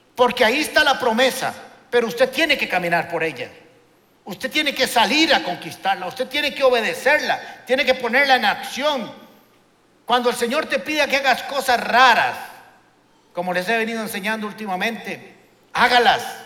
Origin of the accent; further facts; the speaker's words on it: Costa Rica; somos ticos, chiquititos